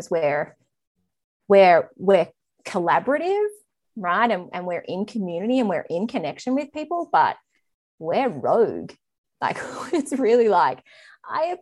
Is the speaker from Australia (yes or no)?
yes; Australia; I'm Australian.